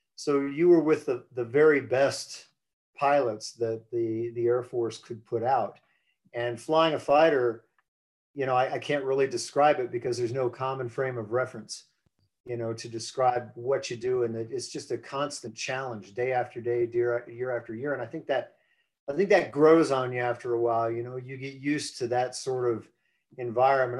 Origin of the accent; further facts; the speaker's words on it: United States; moved away as an adult; I grew up on the East Coast, on the uh, around the Chesapeake Bay